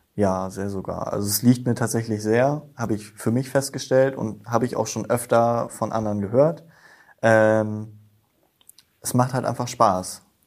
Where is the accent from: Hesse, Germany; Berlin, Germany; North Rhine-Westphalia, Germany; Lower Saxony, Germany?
Lower Saxony, Germany; Himmelpforten; moved away as an adult; now in Apensen, Germany; Ich bin aus Himmelfort nach Abensen gezogen, meiner Freundin wegen hm. und Familie und Feuerwehr. Ähm, bin jetzt mittlerweile seit knapp zwei Jahren in Abensen auch in der Feuerwehr, war davor, seitdem ich zehn bin, in der Jugendfeuerwehr in Himmelforten